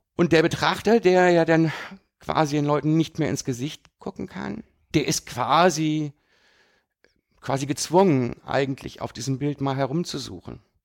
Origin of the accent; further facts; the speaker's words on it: rural area near Düsseldorf, North Rhine-Westphalia, Germany; moved away as an adult; now in Düsseldorf, Germany; Ich bin aber auf dem platten Land groß geworden. Das war jetzt gar nicht so weit weg von Düsseldorf